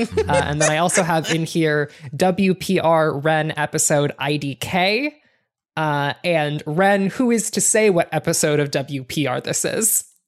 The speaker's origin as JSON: {"language": "English", "region": "Ohio", "country": "United States", "tie": "born or raised there", "said": "I grew up in Ohio"}